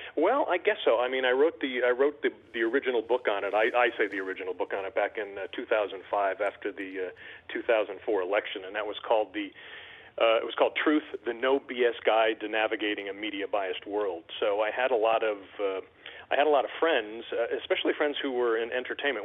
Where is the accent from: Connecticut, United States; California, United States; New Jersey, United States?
Connecticut, United States; West Hartford; moved away as an adult; I was born and raised in West Hartford and uh, lived there for up, you know, my first uh, 28, 29 years